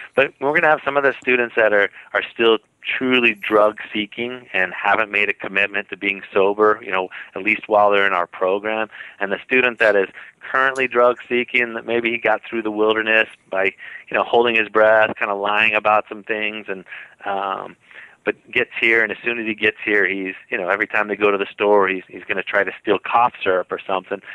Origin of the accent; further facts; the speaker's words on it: San Jose, California, United States; now in Utah, United States; I grew up in in San Jose, California, you know, close to Santa Cruz